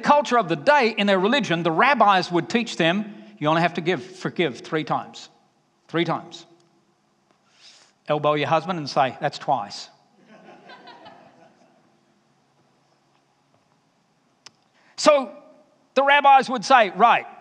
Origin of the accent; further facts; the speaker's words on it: Alabama, United States; You can pick up my accent, can't you? Because when I get back to Alabama, I'll just come home and say, y'all.